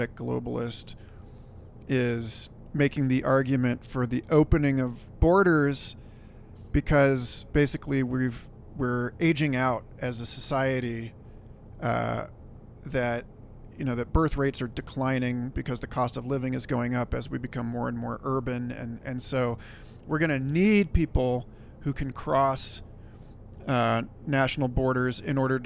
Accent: Kansas City, United States; now in Santa Fe, United States; I'm from Kansas City

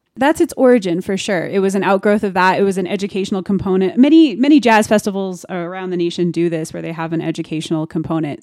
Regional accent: Denver, Colorado, United States; I am born and raised in Denver, Colorado

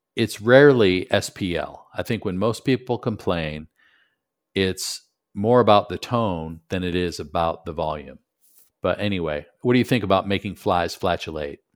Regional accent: Buffalo, New York, United States; moved away; also born or lived in Michigan / Knoxville; growing up in Buffalo, went to school in Michigan

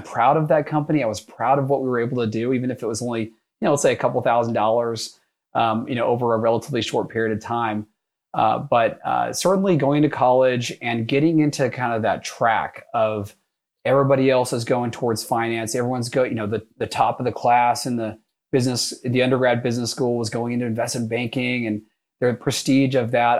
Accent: North Texas, United States; moved away as an adult; also born or lived in New York; I grew up in North Texas

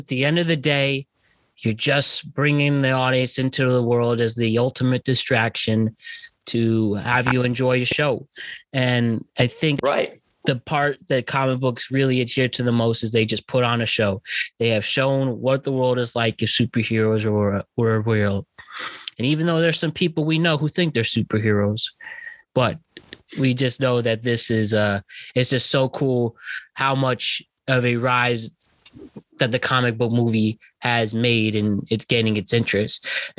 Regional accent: United Kingdom; I'm a British person.

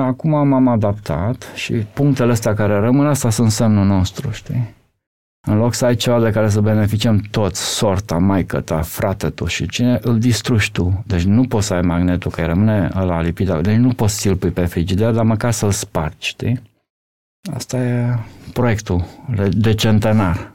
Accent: Romania; eu sunt din România

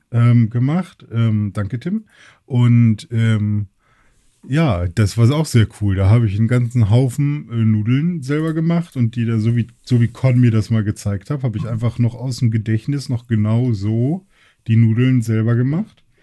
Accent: Germany; wir Deutschen

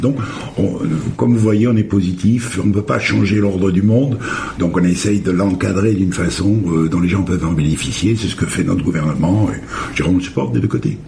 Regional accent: France; moved away; je suis français

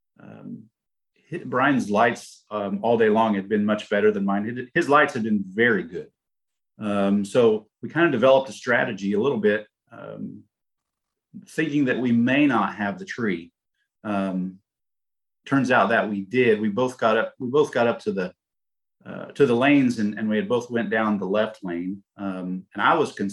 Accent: Indianapolis, Indiana, United States; we're from Indy

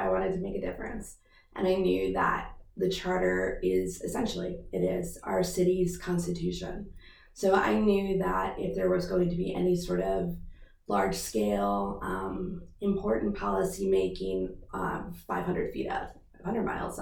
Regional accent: Wheaton, Maryland, United States; I grew up in Wheaton, Maryland

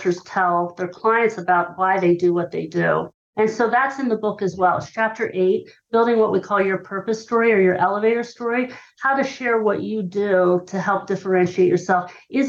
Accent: Hershey, Pennsylvania, United States; I grew up in Hershey, Pennsylvania.

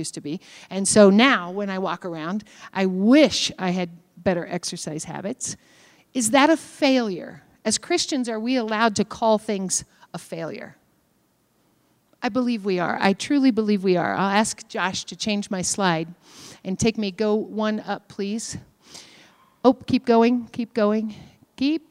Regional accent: Kentucky, United States; I'm from Kentucky. We are stagnant people.

